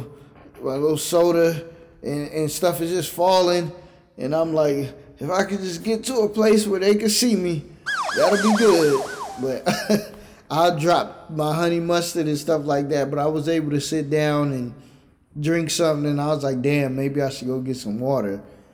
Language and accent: English; New York City, New York, United States; born there; also born or lived in Virginia / California; I was born in New York City. That's self-explanatory. But for music and everything, it flourished. Then I lived in Virginia